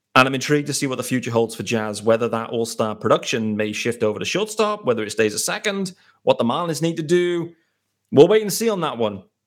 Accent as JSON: {"language": "English", "country": "United Kingdom", "said": "I am a British host"}